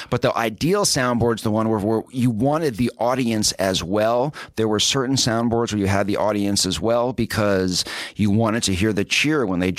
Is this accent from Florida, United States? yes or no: no; New York City, New York, United States; I grew up in New York City. Okay, Upper East Side.